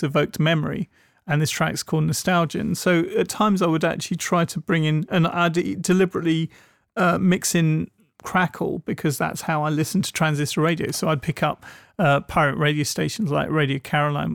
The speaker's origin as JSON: {"language": "English", "region": "England", "country": "United Kingdom", "tie": "born or raised there", "said": "Growing up in England"}